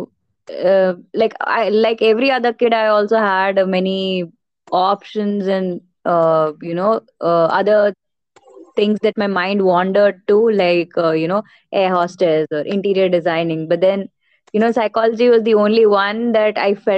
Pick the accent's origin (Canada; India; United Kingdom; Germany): India; Puducherry; now in Ahmedabad, India; I'm basically from Pondicherry, but I'm settled in Ahmedabad, Gujarat